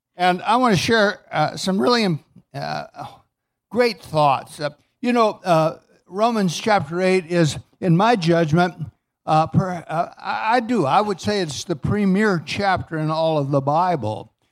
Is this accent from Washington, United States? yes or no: no; Southern California, United States; I grew up in Southern California